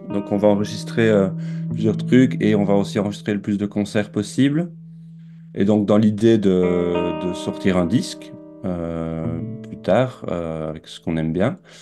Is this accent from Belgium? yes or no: yes; Belgium; now in France; je suis né, j'ai grandi en Belgique, je vis maintenant en France